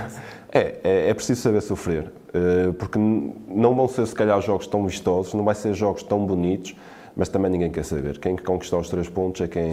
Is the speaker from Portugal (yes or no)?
yes; Quintela, Portugal; eu sou de Quintela